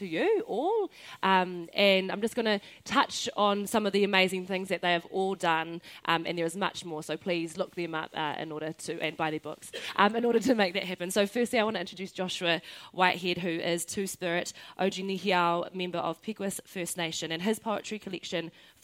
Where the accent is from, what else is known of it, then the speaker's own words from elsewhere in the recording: Northland, New Zealand; he uri tēnei no te nōta, no Ngāpuhi. I'm from the north